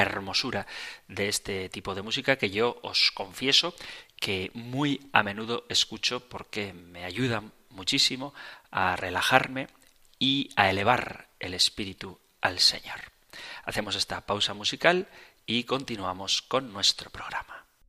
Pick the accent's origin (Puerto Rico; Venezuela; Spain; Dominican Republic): Spain; yo que soy español